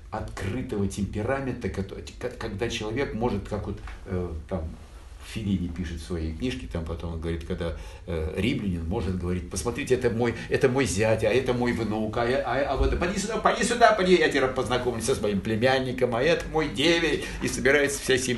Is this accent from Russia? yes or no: no; Naples, Campania, Italy; Эдуардо де Филиппо неаполитанец, а, э, как и я. Я родился в Неаполе, и в целом культура Неаполя, э, культура э, эм, неаполитанцев — это моя плоть и кровь.